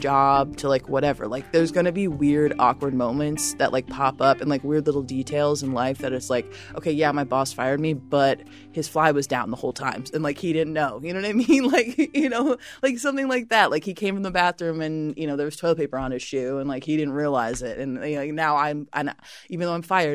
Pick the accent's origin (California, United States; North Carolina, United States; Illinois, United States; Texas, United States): Illinois, United States; Chicago; also born or lived in Lombard, Illinois; I'm originally from the suburbs. My mom was out in Lombard. My dad was down in Hyde Park growing up